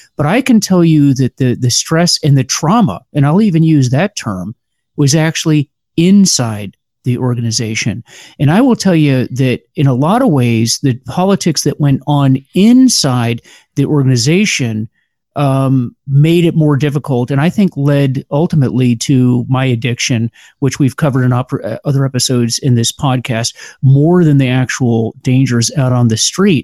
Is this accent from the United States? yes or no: yes; Pinellas County, Florida, United States; moved away as an adult; now in Washington, D.C., United States; I grew up in uh, Pinellas County, Florida, and then went to the University of Florida